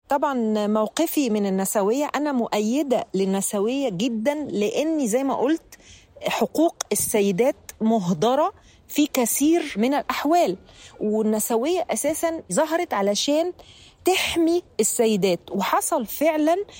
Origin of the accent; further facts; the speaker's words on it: Egypt; احنا عندنا في مصر